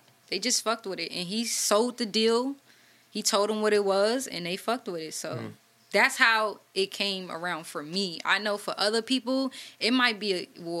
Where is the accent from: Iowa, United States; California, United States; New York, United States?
California, United States; Oakland; Because it's like, I'm from 35th, I'm from Oakland, so...